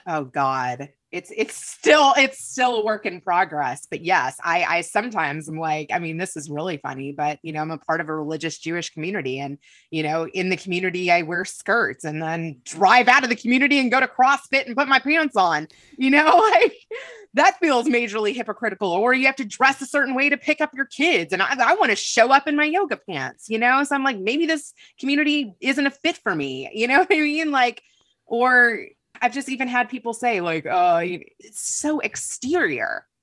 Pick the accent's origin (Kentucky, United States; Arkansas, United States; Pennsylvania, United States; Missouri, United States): Kentucky, United States; moved away; I grew up in Kentucky